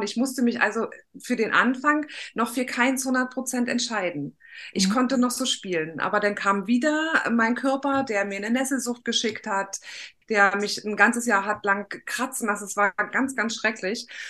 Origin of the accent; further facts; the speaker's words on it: East Germany, Germany; ich bin ein Kind des Ostens und die Wende kam, da war ich 15, 16